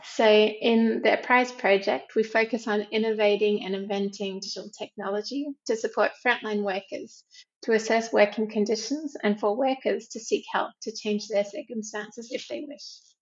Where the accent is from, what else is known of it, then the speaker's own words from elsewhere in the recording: Australia; moved away as an adult; also born or lived in South Africa; now in Macau, China; I'm originally from Australia